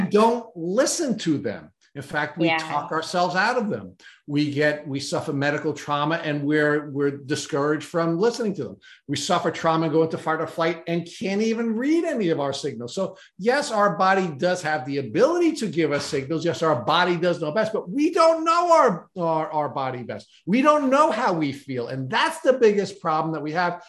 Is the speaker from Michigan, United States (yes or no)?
no; New York, United States; I went from being a New Yorker